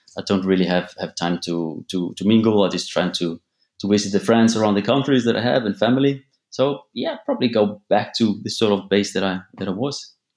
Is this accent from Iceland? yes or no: yes; Akureyri, Northeastern Region, Iceland; moved away as an adult; also born or lived in Sweden; I'm from North Iceland. It's a, it's a small town called Akureyri. Um, actually, the second biggest city in Iceland, but uh, it's only population of about 18,000 people. I was born in Sweden, actually, but then I moved here when I was uh, just two years old